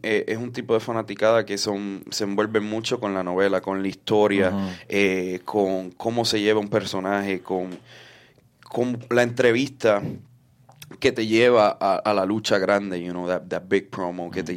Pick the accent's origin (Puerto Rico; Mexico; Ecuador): Puerto Rico; un luchador puertorriqueño